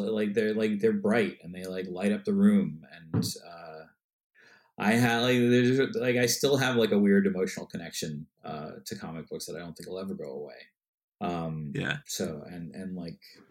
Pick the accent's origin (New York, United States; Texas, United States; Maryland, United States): New York, United States; Westchester; now in New York City, United States; I was born in Westchester and then moved